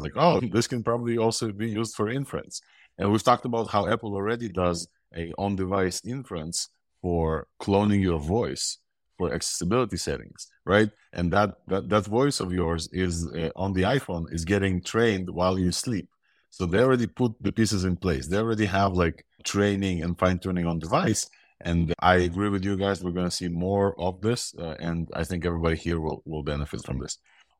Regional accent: Ukraine; born there; accent: mixed accent; English is a second language; also born or lived in Israel; I have an accent. I was born in Ukraine, lived in Israel for 20 years. So my accent is a mixed accent.

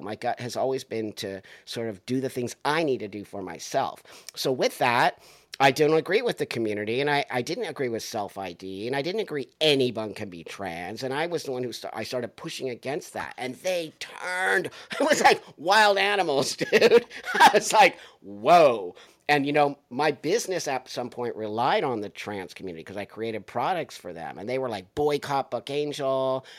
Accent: United States; I'm an American, dude. I value being American. I've lived in other countries

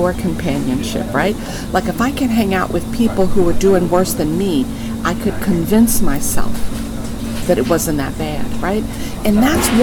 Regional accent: New York, United States; I am a New Yorker, born and raised in New York

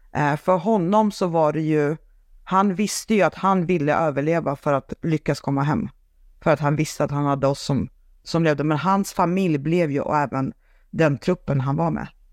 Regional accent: Sweden; also born or lived in Saint Petersburg, Russia; sen har jag uppvuxen i Sverige med en svensk mamma

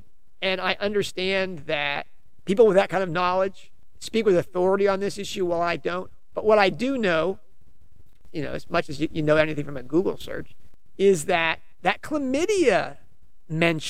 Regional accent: United States; I'm an American

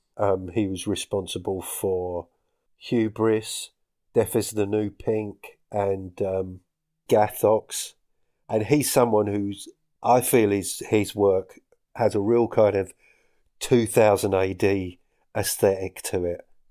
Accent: Essex, East of England, United Kingdom; moved away as an adult; now in Scottish Highlands, United Kingdom; I'm from Essex

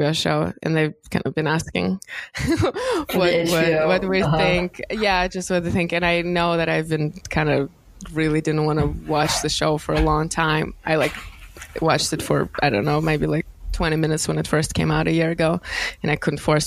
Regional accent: Moscow, Russia; moved away; coming from there, I grew up in Moscow

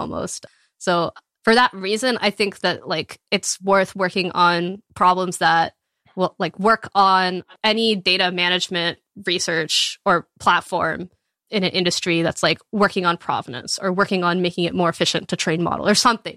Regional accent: Texas, United States; moved away; I grew up in Texas, like, in a small

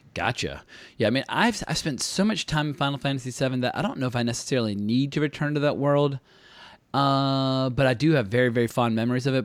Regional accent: United States; I, as an American

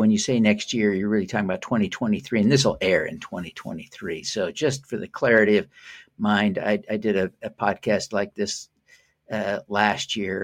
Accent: Utah, United States; I come from Utah

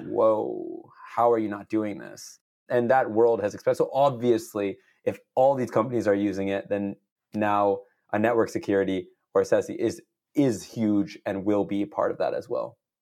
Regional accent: San Jose, California, United States; I'm born and raised in the Bay Area, so, uh, east side of San Jose

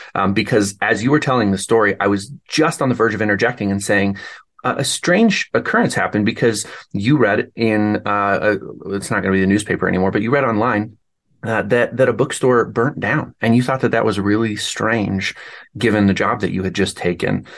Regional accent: Denver, Colorado, United States; moved away; I grew up in Denver, so I'm kind of more of a city person by nature.

